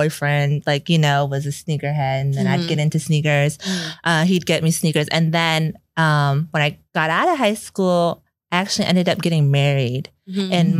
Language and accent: English; Boston, Massachusetts, United States; also born or lived in Europe; now in Houston, United States; I was born and raised in Boston